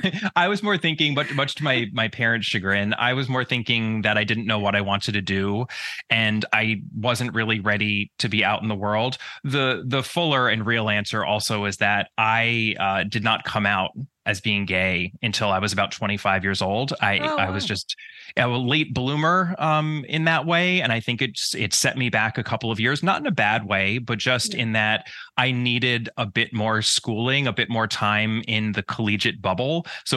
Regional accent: New York, United States; So I grew up in the suburbs of New York. In the States, we call it the tri-state area. It's New York, New Jersey, and Connecticut.

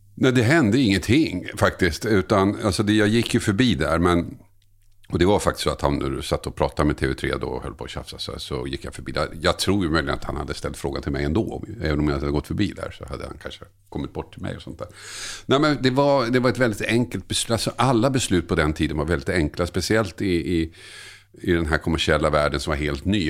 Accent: Tumba, Stockholm County, Sweden; moved away as an adult; also born or lived in Södertälje / Oskarshamn; now in Nacka, Sweden; där jag växte upp i Tumba

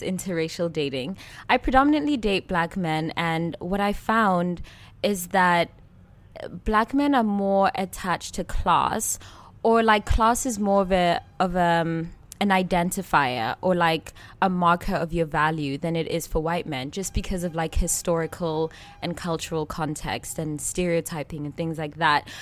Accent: Switzerland; growing up in Switzerland

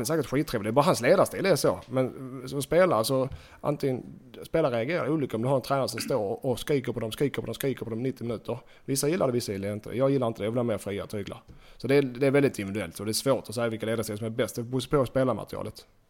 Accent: Sweden; moved away as an adult; hemma i Sverige

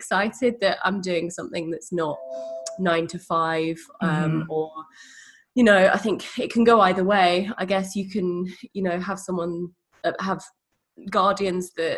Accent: Leigh-on-Sea, East of England, United Kingdom; moved away; I grew up in a seaside town called Leigh-on-Sea in Essex

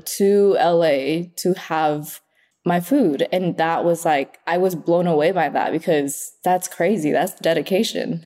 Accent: Oxnard, California, United States; English is a second language; also born or lived in Vietnam; now in Los Angeles, United States; I grew up in Oxnard

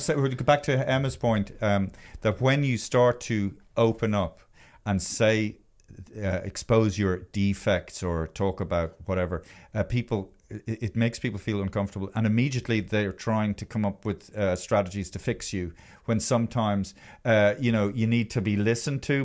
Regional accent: Ireland; being Irish

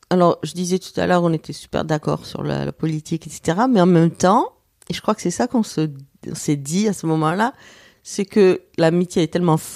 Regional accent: Marseille, Provence-Alpes-Côte d'Azur, France; Donc moi, je, je viens de Marseille parce que toute la période où j'étais à Marseille, ben, on se voyait pareil de manière épisodique

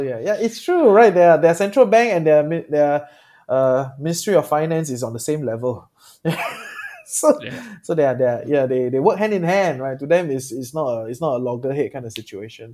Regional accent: Singapore; I'm Singaporean

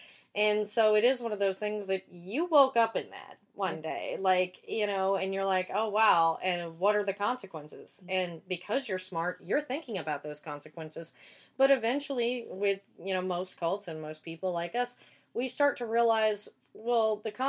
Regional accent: the Bible Belt, United States; now in Los Angeles, United States; I grew up in the Bible Belt, and there's a lot of stuff like that, including, like, Jehovah's Witness there.

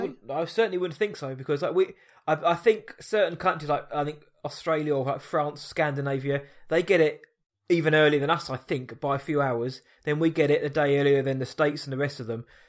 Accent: Surrey, South East England, United Kingdom; I'm from Surrey

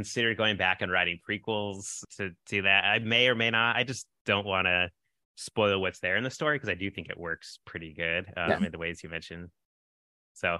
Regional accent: San Francisco Bay Area, California, United States; We're from the San Francisco Bay Area, which is at least the city I grew up in was probably half white or less

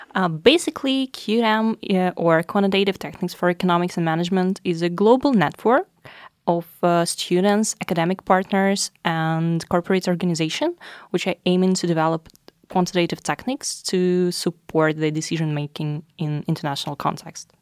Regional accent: Russia; moved away as an adult; now in Norway; I'm from Russia.

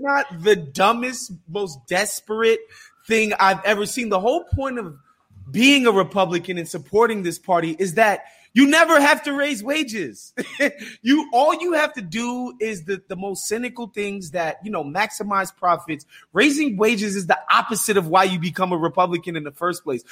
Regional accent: New York, United States; as a New Yorker

